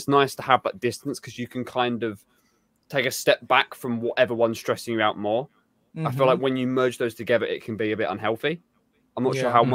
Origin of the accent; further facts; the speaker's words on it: England, United Kingdom; I'm very English and very white